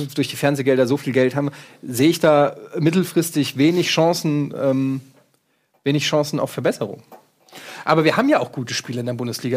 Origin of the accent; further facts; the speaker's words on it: Frankfurt, Hesse, Germany; ich komme aus Frankfurt